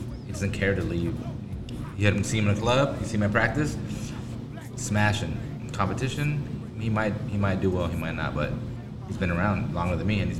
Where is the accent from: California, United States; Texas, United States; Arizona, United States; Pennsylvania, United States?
California, United States; Pasadena; first language Spanish; English is a second language; my hometown, Pasadena